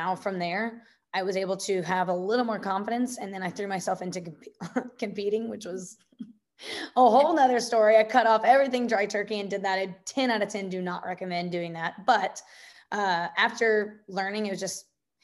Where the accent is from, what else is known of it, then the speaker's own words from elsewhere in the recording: Evansville, Indiana, United States; I'm born and raised in Evansville, Indiana